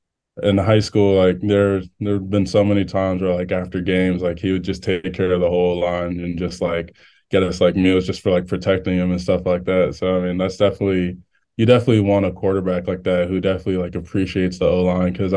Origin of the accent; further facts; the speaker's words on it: Maryland, United States; I'm from Maryland